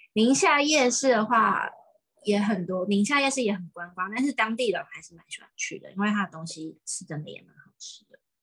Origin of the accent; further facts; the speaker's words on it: Taipei, Taiwan; 我身为台北人